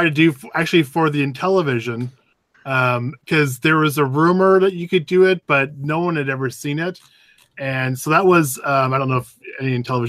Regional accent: Canada; as a Canadian

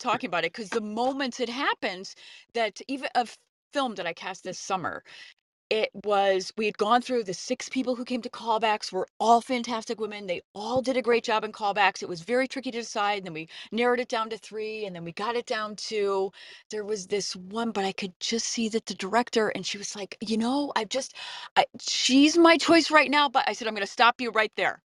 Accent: Connecticut, United States; I saw my first Broadway show growing up in Connecticut

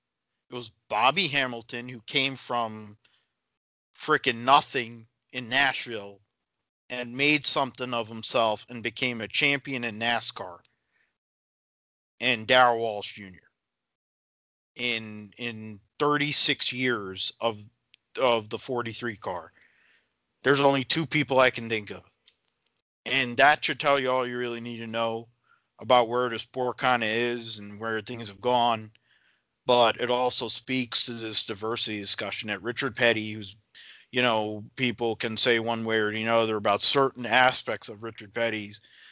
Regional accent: India; Because I think about Narain Karthikeyan for me as an Indian guy, you know

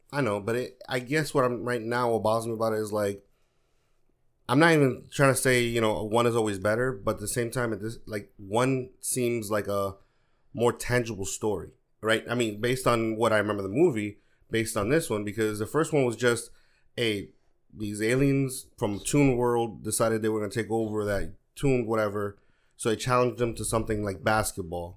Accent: New York, United States; also born or lived in Dominican Republic; I grew up, I grew up in New York, but I spent a lot of my summers in the American Public

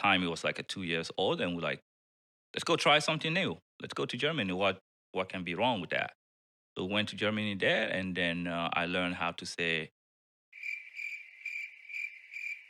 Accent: Guinea; moved away as an adult; also born or lived in New York / Minnesota; I'm originally from Guinea. That's Guinea Conakry in the West Africa. That's where I was born and then grew up

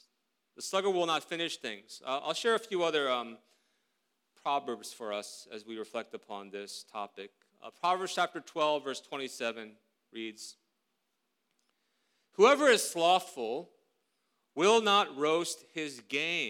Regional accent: South Korea; moved away; When I grew up in Korea more than 30 years ago

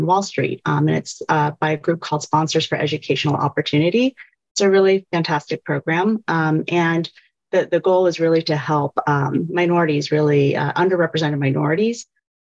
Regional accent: Virginia, United States; I grew up in Virginia

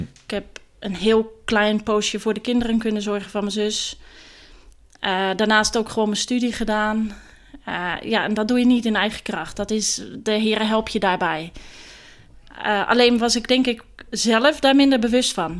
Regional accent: Meliskerke, Zeeland, Netherlands; accent: Zeeuws; moved away as an adult; also born or lived in The Hague; now in Gouda, Netherlands; Ik ben opgegroeid in uh, eh, Meliskerken. Dat is een klein dorpje op het eiland Walcheren

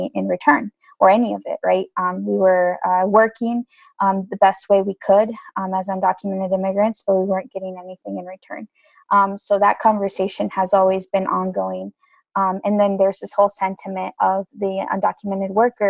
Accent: Indiana, United States; I'm from Indiana, and so primarily the main income that our families obtained from manufacturing, agriculture, and hospitality.

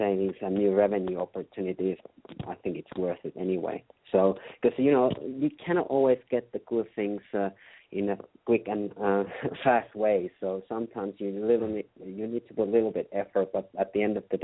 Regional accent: Finland; English is a second language; I'm from Finland, so as you can hear, I'm not Native American, so you have to excuse my accent

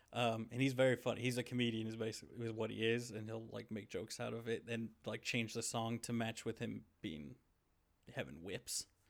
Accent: United States; also born or lived in Arkansas / Missouri; I grew up in Arkansas and Missouri

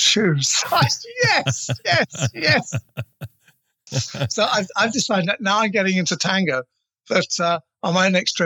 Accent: England, United Kingdom; I'm English

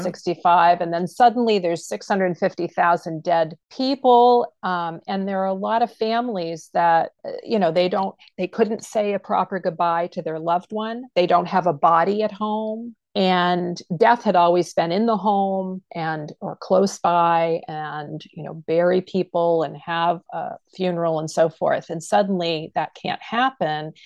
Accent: Pittsfield, Maine, United States; I'm a Maine native. I grew up in Pittsfield, Maine

